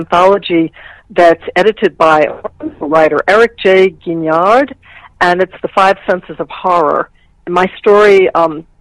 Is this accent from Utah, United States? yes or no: no; Virginia, United States; I grew up in Virginia.